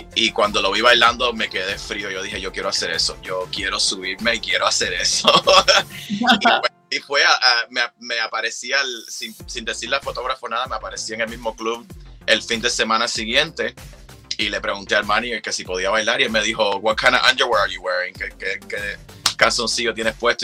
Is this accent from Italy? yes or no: no; Cuba; vengo de Cuba